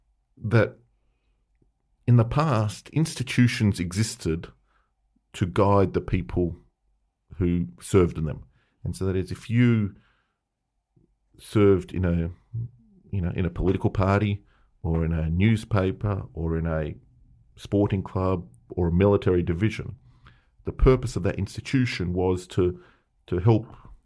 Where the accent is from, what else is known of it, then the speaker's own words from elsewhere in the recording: Melbourne, Victoria, Australia; the story, the myth that we heard growing up in Melbourne was that they were so hot.